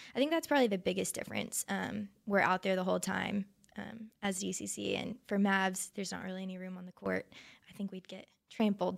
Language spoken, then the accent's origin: English; Flower Mound, Texas, United States; also born or lived in Arlington, Texas; I grew up in Arlington until third grade and then moved to Flower Mound